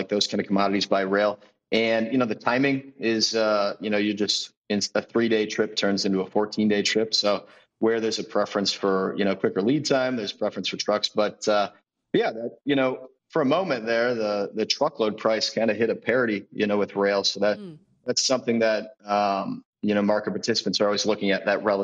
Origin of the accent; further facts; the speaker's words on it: Central Illinois, United States; I grew up in Central Illinois, potato and vegetable farm.